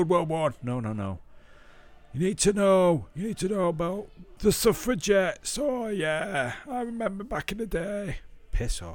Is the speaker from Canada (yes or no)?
no; Manchester, North West England, United Kingdom; I'm from Manchester and can hardly speak English